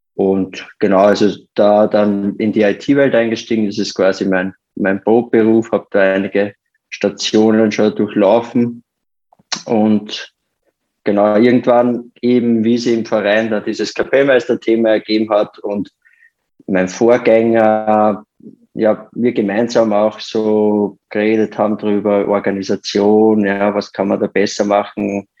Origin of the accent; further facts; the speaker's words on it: Austria; bei uns in Österreich